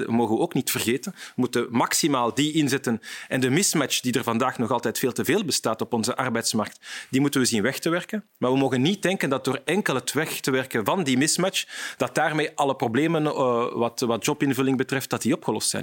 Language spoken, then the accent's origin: Dutch; Vilvoorde, Flanders, Belgium; ik ben van Vilvoorde